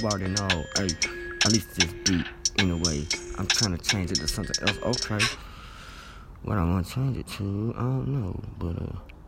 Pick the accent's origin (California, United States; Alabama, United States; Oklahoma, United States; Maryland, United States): Alabama, United States; I'm from Alabama